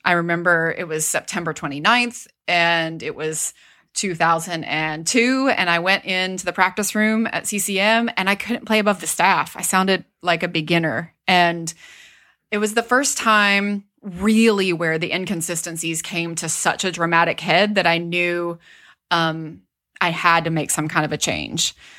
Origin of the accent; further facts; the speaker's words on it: Wytheville, Virginia, United States; I grew up in Southwest Virginia in a really small town called Withville